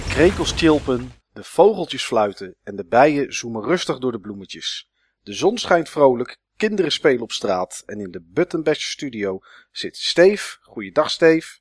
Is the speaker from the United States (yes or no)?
no; Netherlands; ben ik wel echt een Nederlander